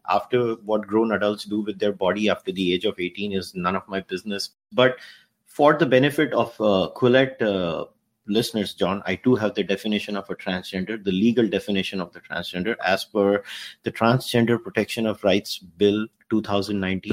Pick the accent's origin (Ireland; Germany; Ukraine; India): India; now in Canada; as an Indian